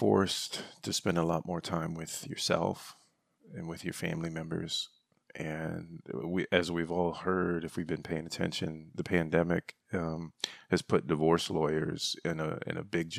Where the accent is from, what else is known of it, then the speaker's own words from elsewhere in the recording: Michigan, United States; Growing up in Northern Michigan, we had the crawl space.